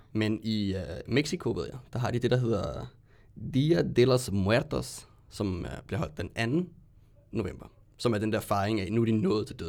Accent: Ballerup, Capital Region of Denmark, Denmark; lidt længere ude på Ballup, hvor jeg kommer fra.

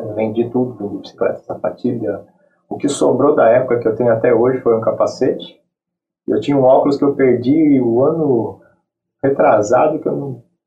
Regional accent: São Paulo, Brazil; eu sou de São Paulo

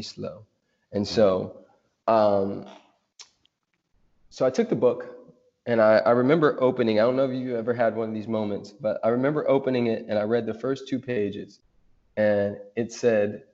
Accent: United States; I'm American, but of course I'm Afro-amazing

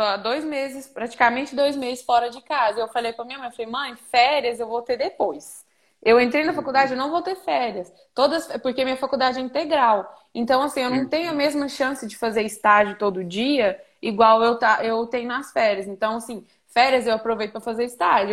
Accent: Patos de Minas, Minas Gerais, Brazil; also born or lived in Araxá, Minas Gerais / Boituva, São Paulo; now in Goiânia, Brazil; eu nasci em Patos de Minas, Minas Gerais. É, e aí eu, eu morei em Araxá e agora eu moro em Goiânia.

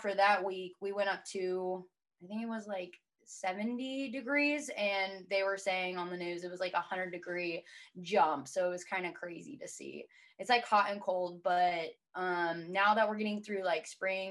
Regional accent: California, United States; moved away as an adult; also born or lived in Tulsa, Oklahoma; now in Kansas City, United States; we grew up in California, it's great, moved out here

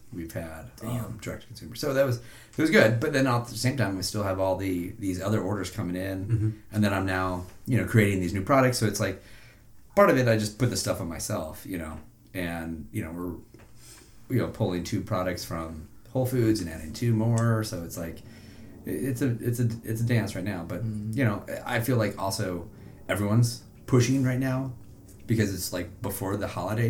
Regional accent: Iowa, United States; moved away as an adult; also born or lived in Montana / Denver / Mérida, Venezuela; now in Chicago, United States; I grew up in Iowa. I went to school in Montana.

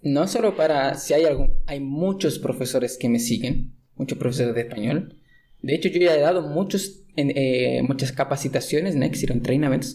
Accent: Chile; soy chileno

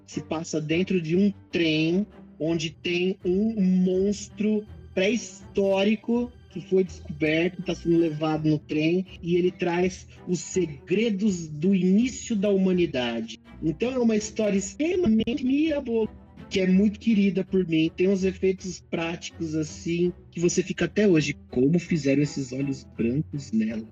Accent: Brazil; eu estou orgulhoso de ser brasileiro

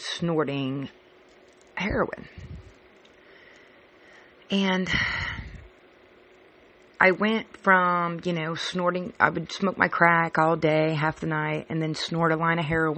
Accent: California, United States; moved away as an adult; now in Cincinnati, United States; I moved from California, which I was born and raised, to Cincinnati, Ohio

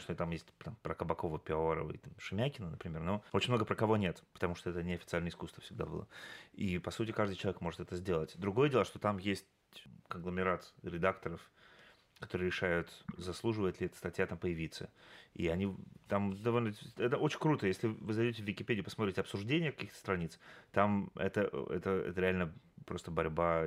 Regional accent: Yekaterinburg, Sverdlovsk Oblast, Russia; в моем родном городе, в Екатеринбурге

